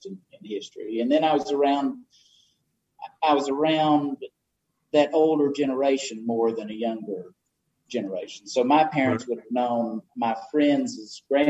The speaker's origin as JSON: {"language": "English", "area": "Haywood County", "region": "North Carolina", "country": "United States", "tie": "born or raised there", "said": "I'm born and raised in Haywood County"}